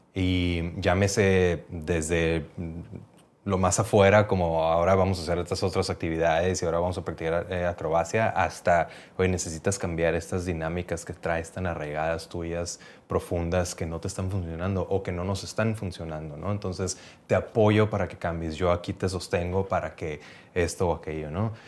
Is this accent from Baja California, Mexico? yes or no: yes; Mexicali, Baja California, Mexico; moved away as an adult; also born or lived in Playa del Carmen; en Cali, de, donde yo venía